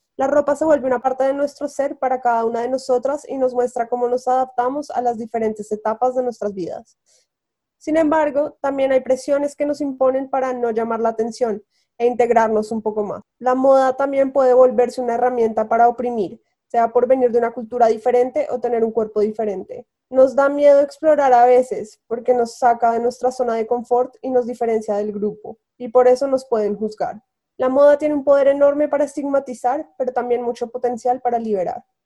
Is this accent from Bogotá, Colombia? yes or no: yes; Bogotá, Colombia; moved away as an adult; also born or lived in Los Angeles, United States / New York, United States; now in Paris, France; cuando me fui de Colombia, como cuando estaba en Bogotá, era mi línea directa con mi casa